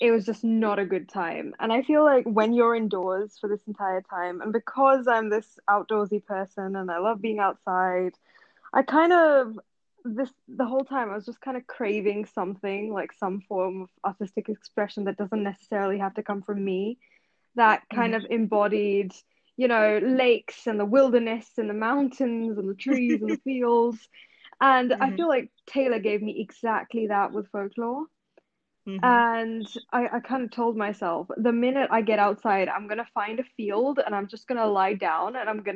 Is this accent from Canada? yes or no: no; New Delhi, Delhi, India; moved away as an adult; also born or lived in Hyderabad; now in St Andrews, United Kingdom; I am from New Delhi, and right now I'm studying at the University of St Andrews in Scotland